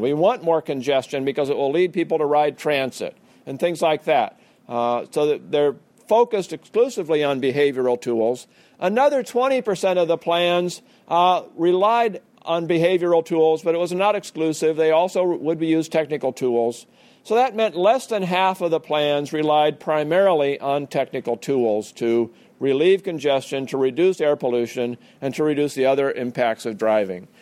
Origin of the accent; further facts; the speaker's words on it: Portland, Oregon, United States; I couldn't see Mount Hood from my hometown of Portland, Oregon